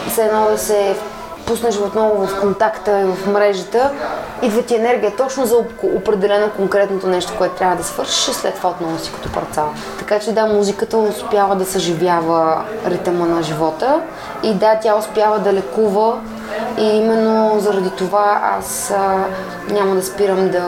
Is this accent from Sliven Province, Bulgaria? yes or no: yes; Kermen, Sliven Province, Bulgaria; енергийно просто аз съм свързана с това място от Кърмена съм не защото това е България, съм някакъв патриот